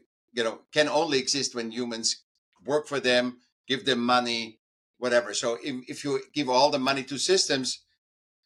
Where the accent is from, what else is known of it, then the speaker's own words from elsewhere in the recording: Vienna, Austria; I was born in Vienna in Austria.